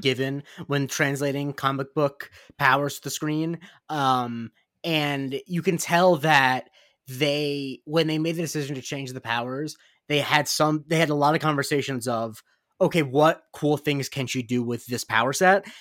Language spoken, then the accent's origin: English; West Coast of Florida, United States; I am from Florida